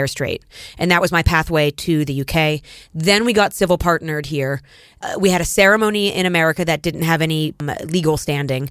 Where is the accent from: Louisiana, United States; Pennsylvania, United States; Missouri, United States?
Pennsylvania, United States; Erie; moved away as an adult; also born or lived in New York City; I grew up in Erie, Pennsylvania, which is, um, on the Great Lakes